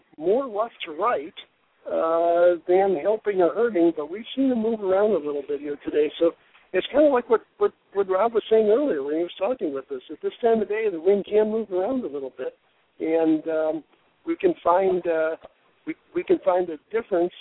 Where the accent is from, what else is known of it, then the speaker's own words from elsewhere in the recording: Michigan, United States; now in Arizona, United States; I grew up in Michigan